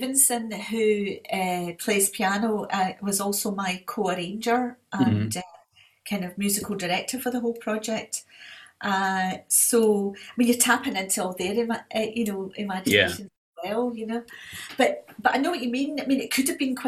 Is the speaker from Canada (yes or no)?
no; Scotland, United Kingdom; I am a Scottish patriot.